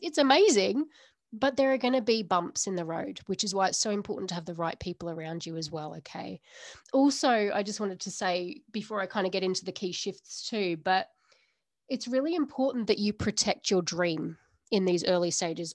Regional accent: Australia; now in United Kingdom; I'm from Australia originally

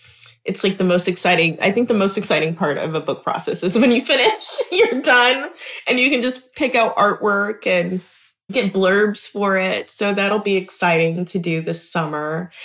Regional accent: Memphis, Tennessee, United States; So, you know, I'm from Memphis. I'm always gonna get excited about music. that's all we do here.

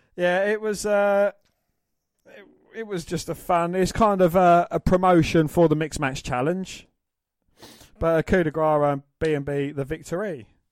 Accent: England, United Kingdom; we're, we're English

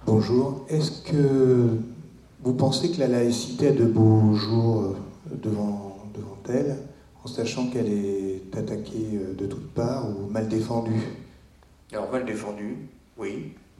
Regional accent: France; also born or lived in Cergy; moi en tant que français

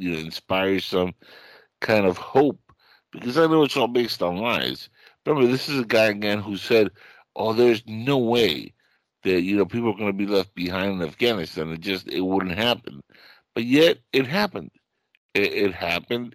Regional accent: Cuba; now in United States; I come from Cuba, and we escaped because of the simple fact that that was a revolution that destroyed my country

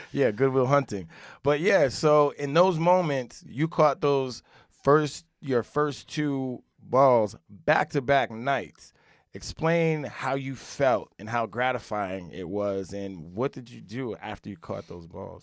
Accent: Rockland County, New York, United States; I grew up in Rockland County, across the G W, about probably thirty-five minutes

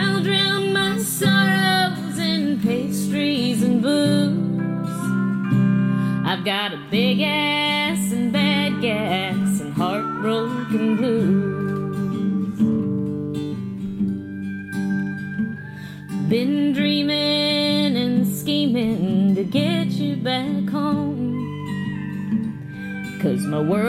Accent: Portland, Oregon, United States; also born or lived in California; as a teenager, like, kind of growing up in Portland

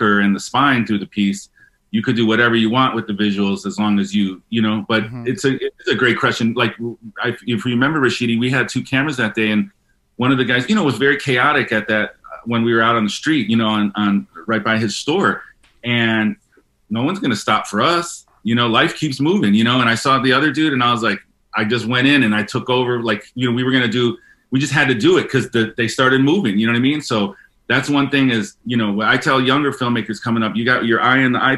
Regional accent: Chicago, Illinois, United States; I grew up in Chicago

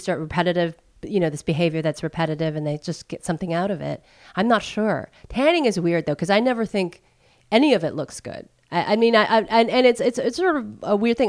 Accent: United States; seal my fate as an American

